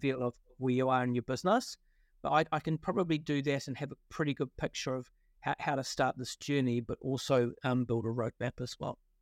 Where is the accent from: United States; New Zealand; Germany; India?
New Zealand; Wellington; accent: Kiwi; moved away; also born or lived in London; I grew up in, uh, Wellington in New Zealand